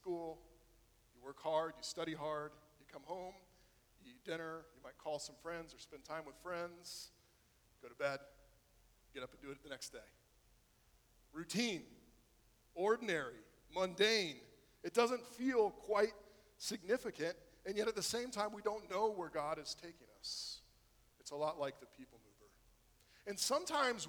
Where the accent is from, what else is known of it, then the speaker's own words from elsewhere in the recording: Florida, United States; growing up in Florida